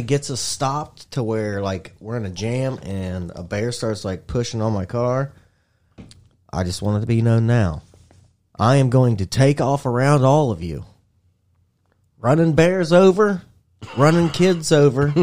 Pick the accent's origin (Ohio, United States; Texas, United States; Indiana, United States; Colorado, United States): Indiana, United States; I'm from Indiana